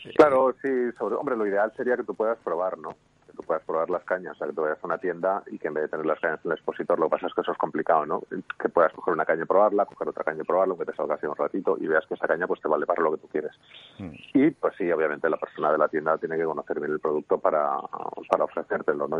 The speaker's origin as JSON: {"language": "Spanish", "town": "Madrid", "region": "Community of Madrid", "country": "Spain", "said": "vivo en Madrid y soy de Madrid"}